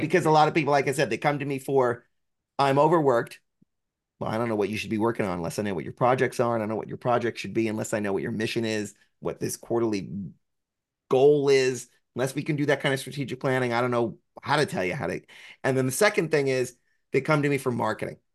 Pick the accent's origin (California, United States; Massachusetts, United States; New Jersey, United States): New Jersey, United States; I'm from New Jersey